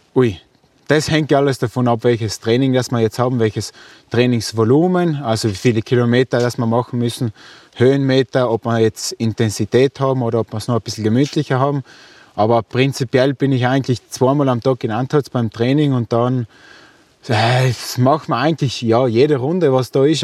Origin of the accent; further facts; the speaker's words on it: South Tyrol, Trentino-Alto Adige, Italy; das ist meine Heimat, dort trainiere ich